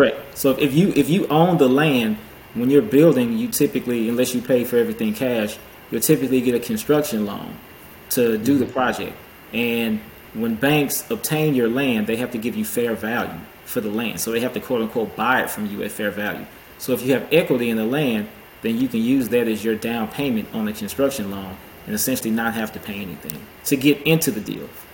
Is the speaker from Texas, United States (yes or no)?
yes; Houston, Texas, United States; I'm a CPA here, uh, based in Houston, born and raised in the Houston area